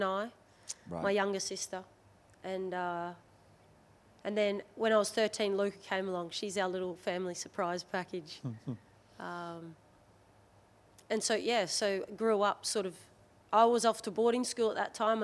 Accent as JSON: {"language": "English", "area": "600 kilometres northwest of Brisbane", "region": "Queensland", "country": "Australia", "tie": "born or raised there", "also_born_or_lived": "Hervey Bay, Queensland", "moved": "as an adult", "lives_now": "England, United Kingdom", "said": "spent 6 years by the seaside as a tiny tot, and then mum and dad up and moved out to the sticks, proper sticks"}